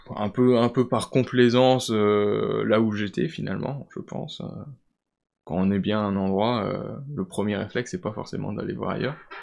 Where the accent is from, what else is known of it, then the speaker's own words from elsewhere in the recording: Vosges, Grand Est, France; je viens des Vosges, je suis originaire des Vosges